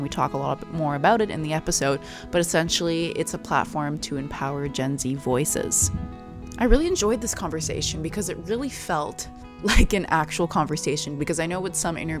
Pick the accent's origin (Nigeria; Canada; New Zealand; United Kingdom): Canada; I'm from Canada.